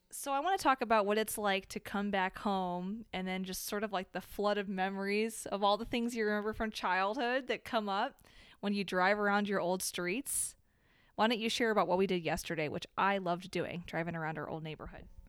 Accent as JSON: {"language": "English", "town": "Aurora", "region": "Illinois", "country": "United States", "tie": "born or raised there", "moved": "yes", "said": "I am currently in Illinois in the Chicago area, my hometown"}